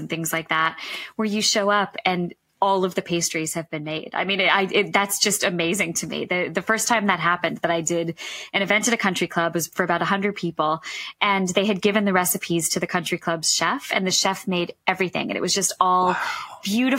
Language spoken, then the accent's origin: English; Massachusetts, United States; moved away; I'm originally from Massachusetts